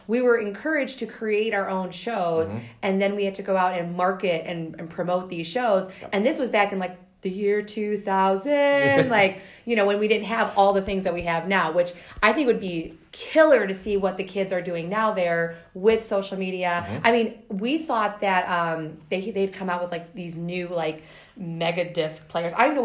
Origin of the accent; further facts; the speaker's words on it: Warren, United States; I grew up in Warren